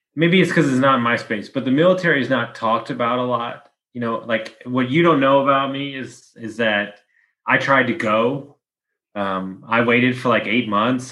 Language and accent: English; Texas, United States; I'm from Texas